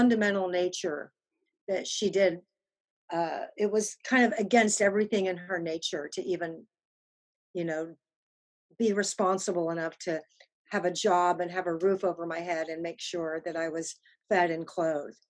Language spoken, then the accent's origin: English; Austin, Texas, United States; born or raised there; also born or lived in England / London